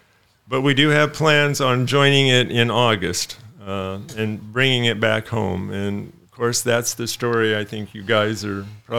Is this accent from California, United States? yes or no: no; Dallas, Oregon, United States; We're from Dallas, Oregon.